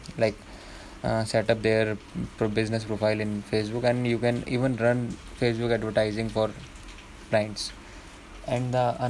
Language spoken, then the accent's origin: English; Dehradun, Uttarakhand, India; I am from Dehradun